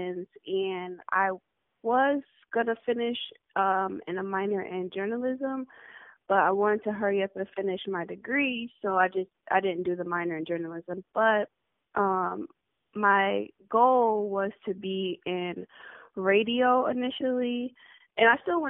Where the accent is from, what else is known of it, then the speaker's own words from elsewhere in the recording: New Haven, Connecticut, United States; moved away as an adult; now in Houston, United States; I'm originally from New Haven, Connecticut